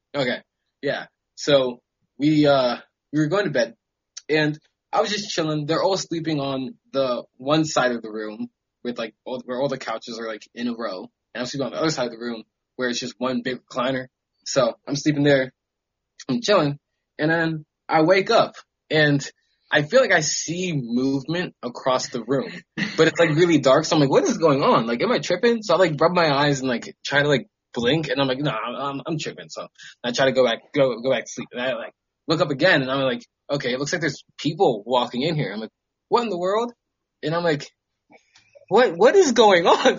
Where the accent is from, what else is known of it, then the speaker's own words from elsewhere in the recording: Maryland, United States; moved away as an adult; also born or lived in upstate New York / California; I am from Maryland on the East Coast